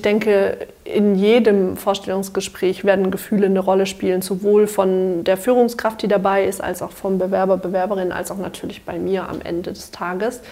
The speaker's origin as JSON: {"language": "German", "town": "Dörzbach", "region": "Baden-Württemberg", "country": "Germany", "tie": "born or raised there", "said": "ich komme aus Dörzbach, das ist ein kleines Dörfchen zwischen Schwäbisch Hall und Heilbronn"}